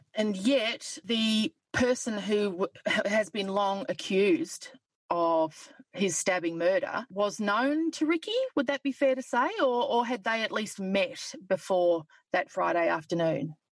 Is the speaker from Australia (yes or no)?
yes; Toowoomba, Queensland, Australia; now in Geelong, Australia; I come from Toowoomba in Queensland, which is a very similar town to Geelong